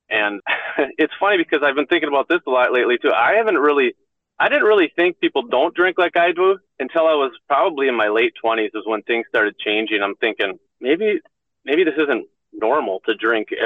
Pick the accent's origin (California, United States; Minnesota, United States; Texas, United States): Minnesota, United States; Ham Lake; I grew up in the Minneapolis area, in a little town called Ham Lake